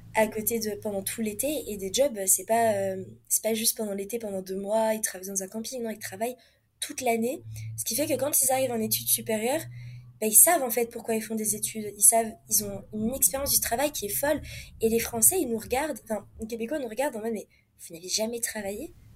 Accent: France; moved away as an adult; also born or lived in Montreal, Canada; now in Mexico; notre façon à nous parler en tant que Français

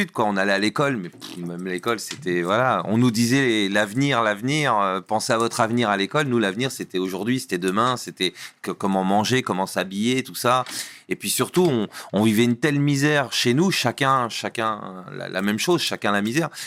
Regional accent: Normandy, France; Alors à la base, moi je viens, je viens de Normandie

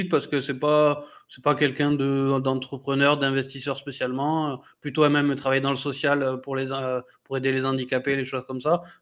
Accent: France; born there; Donc, moi, je suis franco-belge, mais je suis né en France, je, je suis français, quoi.

